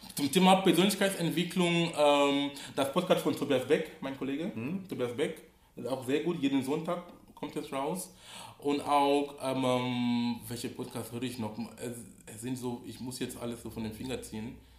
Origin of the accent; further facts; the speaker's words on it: Cameroon; now in Hamburg, Germany; wo ich herkomme, oder, komme, oder in Kamerun, wo ich gebürtig bin